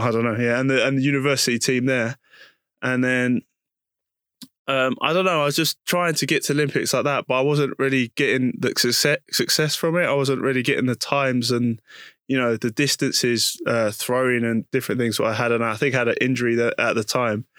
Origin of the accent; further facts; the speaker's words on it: London, United Kingdom; also born or lived in Putney / Hackney / Leytonstone; I was born in East London